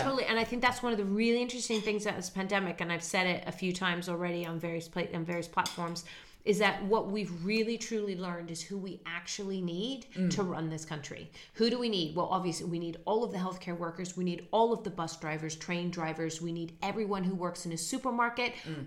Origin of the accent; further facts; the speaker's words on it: Netherlands; moved away; In where I grew up in Holland, you say hello and goodbye to the bus driver.